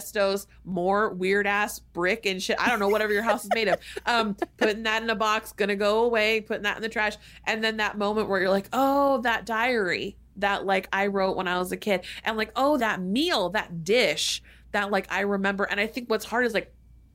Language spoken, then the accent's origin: English; United States; growing up and was socialized into as an American child